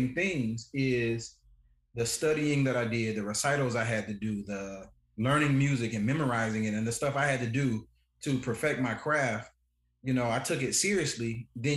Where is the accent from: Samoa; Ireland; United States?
United States; Chicago, Illinois; moved away; also born or lived in Alabama; I grew up not in Alabama. I grew up in Chicago